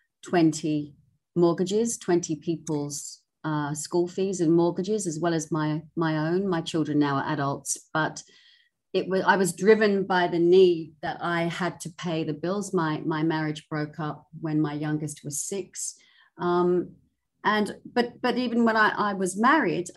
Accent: England, United Kingdom; moved away as an adult; also born or lived in Hong Kong; now in Sydney, Australia; I'm from England

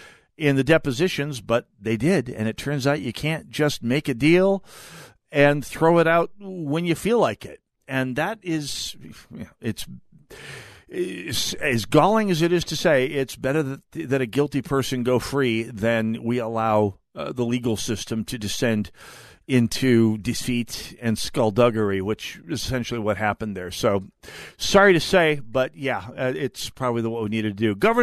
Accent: North Dakota, United States; born or raised there; moved away as an adult; now in Minnesota, United States

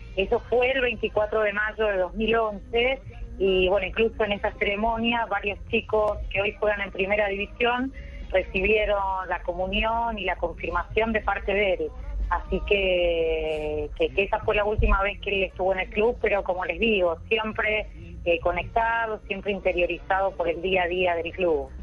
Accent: Argentina; como argentino

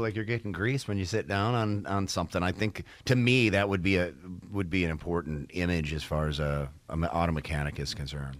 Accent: Detroit, Michigan, United States; moved away; I'm from Detroit originally

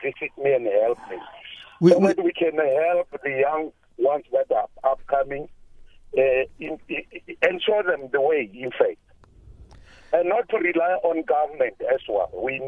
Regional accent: Limpopo, South Africa; I grew up in Limpopo

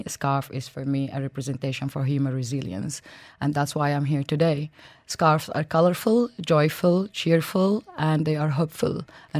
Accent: Yemen; moved away; also born or lived in Sudan; I come from Sudan. I grew up in Yemen

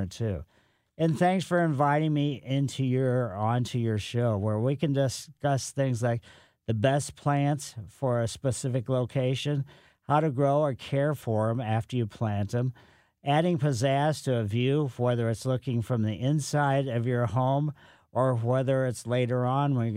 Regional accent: Ellisville, Missouri, United States; moved away as an adult; also born or lived in Riverside, California / Santa Barbara, California; I grew up in Ellisville

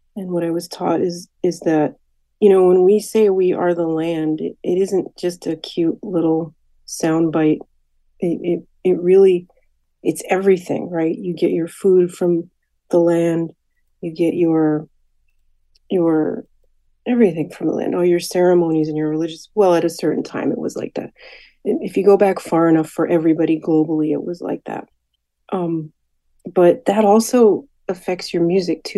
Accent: Hartford, Connecticut, United States; I was born and raised in Hartford

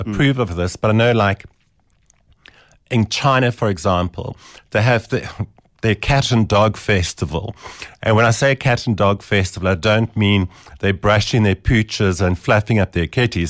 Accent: Eastern Cape, South Africa; now in Johannesburg, South Africa; I was from the Eastern Cape

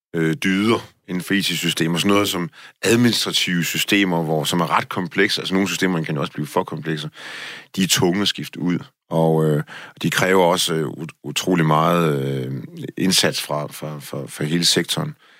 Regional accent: Denmark; som dansker

